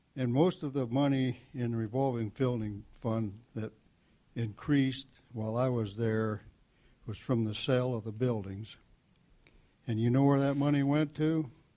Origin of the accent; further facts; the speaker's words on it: Mansfield, Ohio, United States; also born or lived in North Phoenix; I come from Mansfield. I've been born in Mansfield. I lived there all my life